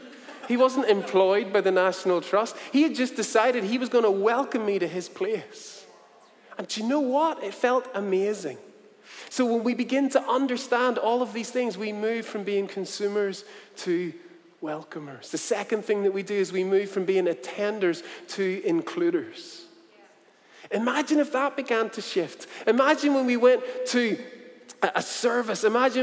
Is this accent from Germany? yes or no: no; South Korea; I said, you know what, I'm from Korea, so not too far away.